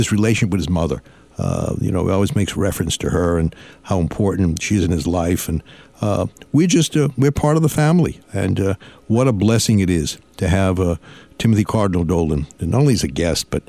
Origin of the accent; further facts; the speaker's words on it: Lynn, Massachusetts, United States; Lynn, Massachusetts